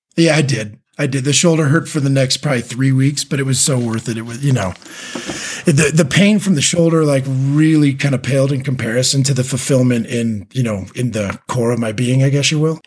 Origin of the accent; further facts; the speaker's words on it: California, United States; being a Californian, and a Californian teacher